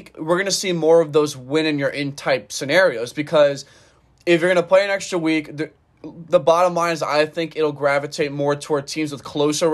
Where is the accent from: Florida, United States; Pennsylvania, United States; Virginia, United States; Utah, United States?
Florida, United States; we're both from Florida